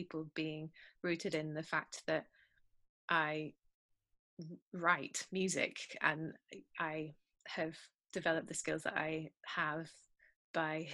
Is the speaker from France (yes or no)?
no; United Kingdom; I'm British.